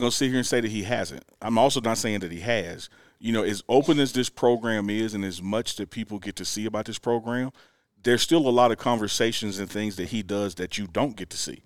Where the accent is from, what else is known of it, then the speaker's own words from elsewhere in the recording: Mississippi, United States; moved away as an adult; now in Boulder, United States; I'm from Mississippi